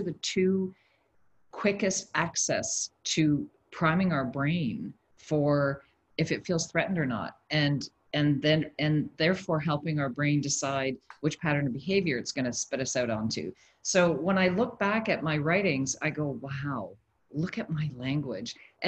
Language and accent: English; Canada; also born or lived in Switzerland; now in Dubai, United Arab Emirates; I am a Canadian currently transplanted in Dubai, and I've also lived in other countries around the world. Switzerland, I've lived in three African countries